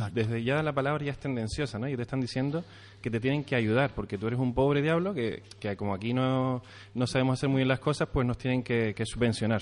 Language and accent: Spanish; Canary Islands, Spain; a nosotros como canarios